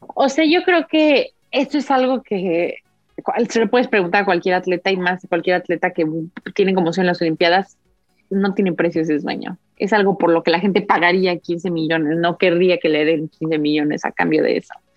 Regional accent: Mexico; moved away; also born or lived in Uzbekistan; soy de México

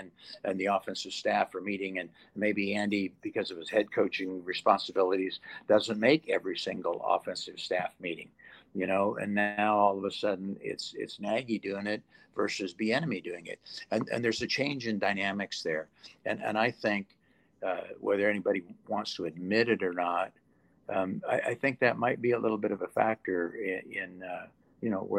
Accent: England, United Kingdom; born there; now in United States; I was born in England, and so a lot of my family still lives there.

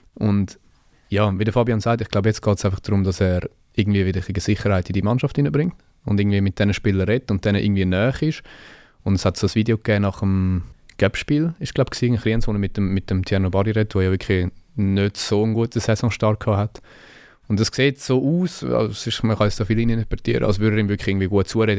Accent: Zürcher Oberland, Zurich, Switzerland; ich bin aus dem Zürich Oberland

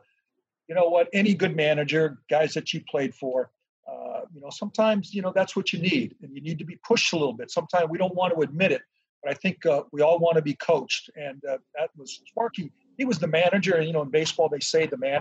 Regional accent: San Diego, California, United States; also born or lived in Detroit; I'm from San Diego

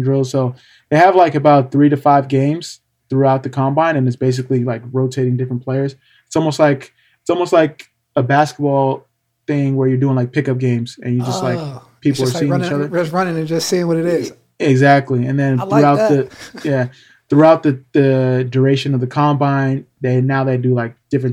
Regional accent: California, United States; growing up in California

